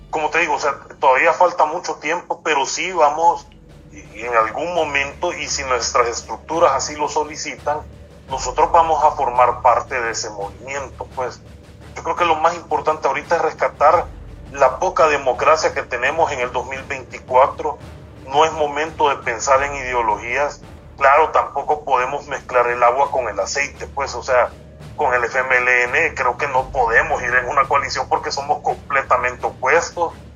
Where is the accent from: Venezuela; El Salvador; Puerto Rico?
El Salvador; Nosotros como salvadoreños